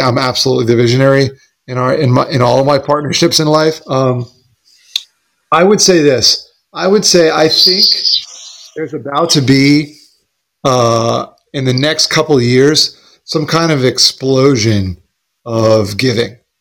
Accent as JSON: {"language": "English", "town": "Smithtown", "region": "New York", "country": "United States", "tie": "born or raised there", "said": "I was born in St. John's Hospital in Smithtown, New York"}